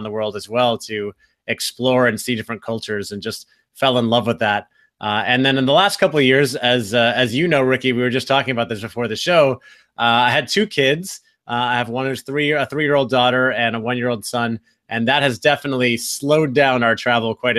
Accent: Florida, United States; moved away as an adult; also born or lived in California; I grew up here in Florida, where I am back now

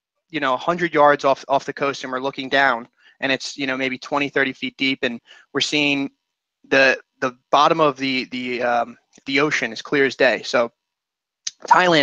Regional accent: Philadelphia, Pennsylvania, United States; also born or lived in Washington, D.C.; I'm from the Philadelphia area

